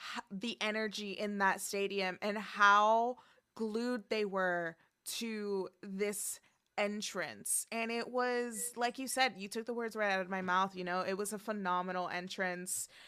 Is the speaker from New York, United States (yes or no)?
yes; New York, United States; I grew up in the New York education system